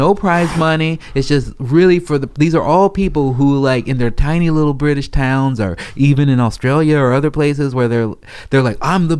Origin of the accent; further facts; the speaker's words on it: Chicago, Illinois, United States; also born or lived in Portland, Oregon; now in Los Angeles, United States; I'm from Chicago, man.